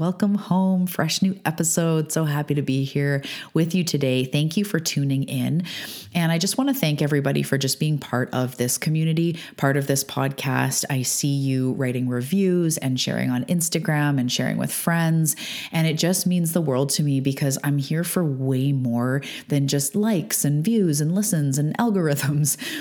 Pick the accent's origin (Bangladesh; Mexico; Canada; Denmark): Canada; also born or lived in Vancouver Island, British Columbia; I'm a Canadian living on Vancouver Island on the west coast of Canada